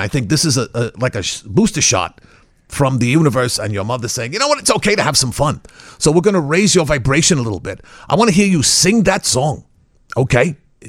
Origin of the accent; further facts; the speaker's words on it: United States; Well, no, I'm originally from the United States, but I studied in Prague for my doctorate.